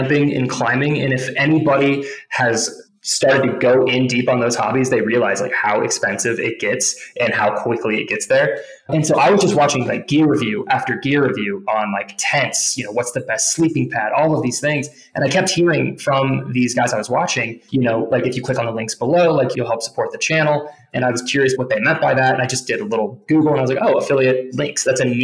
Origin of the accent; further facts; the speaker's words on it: Johnson County, Kansas, United States; moved away as an adult; now in Colorado, United States; growing up where I grew up in Johnson County specifically